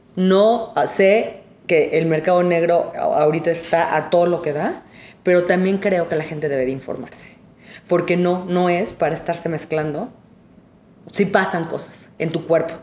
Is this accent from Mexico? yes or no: yes; Mexico; Somos mexicanos y, este, no, de aquí somos, somos de esta tierra